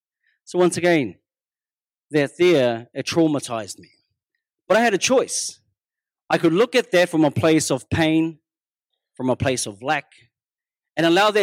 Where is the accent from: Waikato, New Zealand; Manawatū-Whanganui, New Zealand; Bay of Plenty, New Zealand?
Bay of Plenty, New Zealand; Whakatane; first language Māori; English is a second language; I grew up with my kuia, my karaua. And I was born and bred in Whakatane.